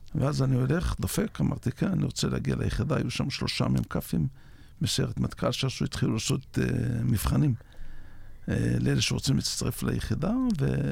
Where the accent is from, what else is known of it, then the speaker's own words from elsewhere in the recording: Yavne'el, Northern District, Israel; נולדתי ביבניאל ב-56.